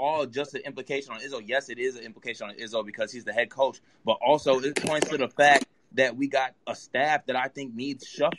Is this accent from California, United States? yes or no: no; Detroit, Michigan, United States; I'm like from the Detroit metro area